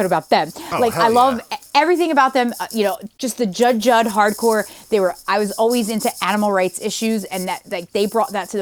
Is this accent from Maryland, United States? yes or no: no; right outside of Philly, Pennsylvania, United States; I grew up right outside of Philly